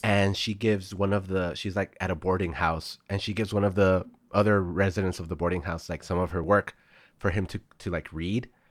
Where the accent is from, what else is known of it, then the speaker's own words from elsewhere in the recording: El Paso, Texas, United States; El Paso was where I grew up